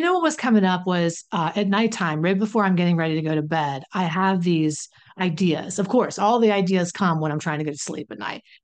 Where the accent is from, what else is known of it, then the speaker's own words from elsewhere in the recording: West Virginia, United States; I'm from West Virginia